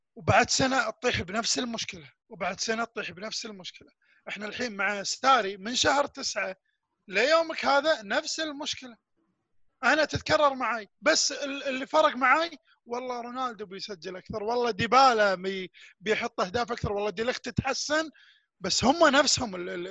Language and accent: Arabic; Kuwait; انا في نادي اسمه نادي الساحل عندنا بالكويت